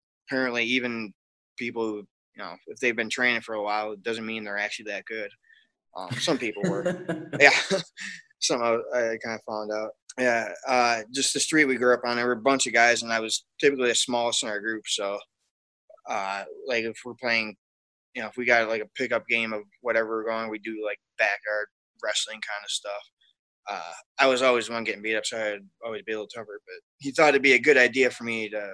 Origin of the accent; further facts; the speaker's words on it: Wisconsin, United States; I grew up in Wisconsin